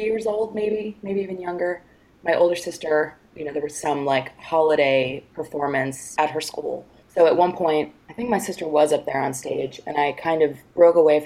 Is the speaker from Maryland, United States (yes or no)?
no; New York, United States; I grew up in New York